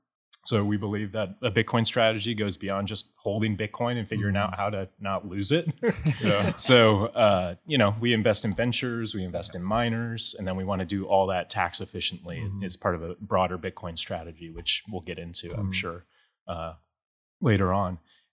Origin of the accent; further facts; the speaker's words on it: Des Moines, Iowa, United States; And so I grew up in Des Moines, went to West Des Moines Valley, was the high school, got recruited to play baseball at the University of Iowa.